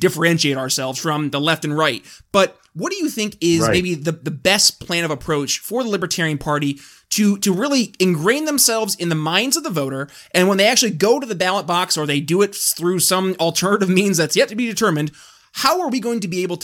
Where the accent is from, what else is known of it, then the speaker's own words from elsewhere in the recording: New York, United States; my home state, New York